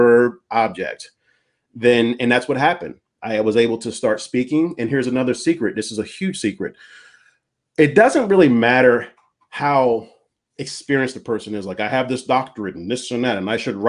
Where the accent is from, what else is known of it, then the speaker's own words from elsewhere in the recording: East Coast, United States; now in California, United States; I'm from the East Coast.